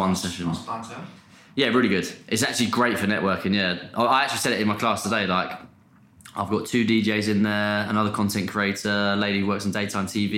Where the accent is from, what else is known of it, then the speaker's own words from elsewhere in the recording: Portsmouth, South East England, United Kingdom; now in London, United Kingdom; I like saying I'm from Portsmouth instead of London